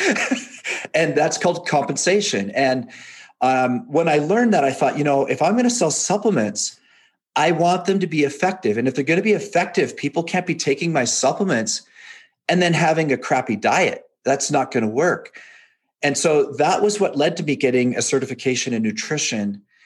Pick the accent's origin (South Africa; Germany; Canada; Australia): Canada; moved away as an adult; also born or lived in England; now in Provo, United States; I was born in England, raised in Canada, moved to Utah after I was married